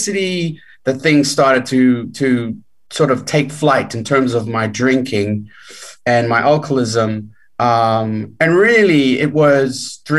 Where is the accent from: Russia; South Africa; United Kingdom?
South Africa; I grew up in South Africa